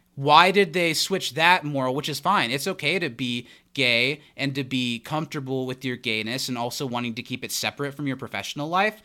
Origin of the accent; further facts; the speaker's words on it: Midwest, United States; Growing up in the Midwest and being in the Midwest now